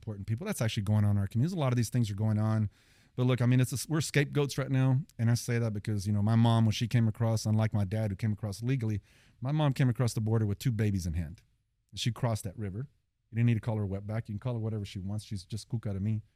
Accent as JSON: {"language": "English", "town": "Fort Worth", "region": "Texas", "country": "United States", "tie": "born or raised there", "said": "we're from Poly, Southeast Fort Worth, been there our whole lives"}